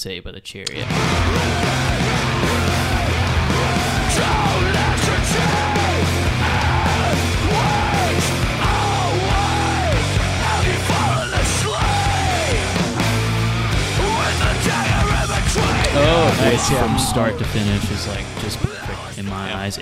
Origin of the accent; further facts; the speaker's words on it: a small town in West Tennessee, United States; being a small town in West Tennessee